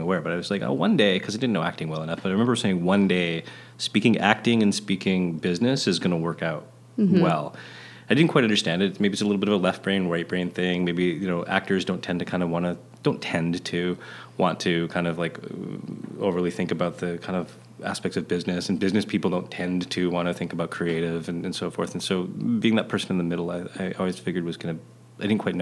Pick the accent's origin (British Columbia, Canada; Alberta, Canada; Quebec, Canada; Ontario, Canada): British Columbia, Canada; Vancouver; I'm a kid growing up in Vancouver in my day.